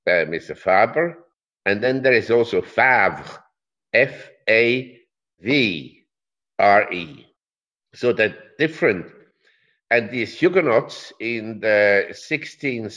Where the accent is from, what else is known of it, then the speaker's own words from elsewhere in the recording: Switzerland; I'm from Switzerland